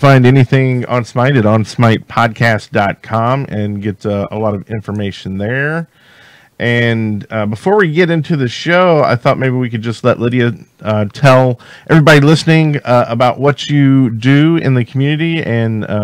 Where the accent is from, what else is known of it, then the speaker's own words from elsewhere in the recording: the South, United States; I'm from the South